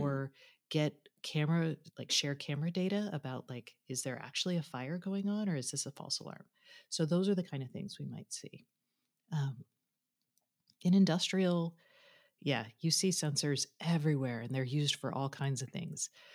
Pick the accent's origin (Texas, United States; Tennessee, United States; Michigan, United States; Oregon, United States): Texas, United States; Austin; my, my hometown of Austin